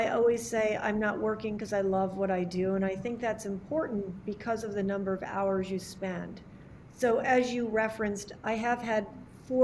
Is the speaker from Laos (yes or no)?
no; Hamden, Connecticut, United States; I grew up outside New Haven.